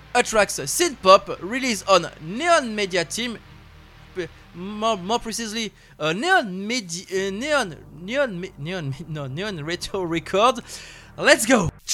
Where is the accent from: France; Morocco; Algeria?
France; chez nous en France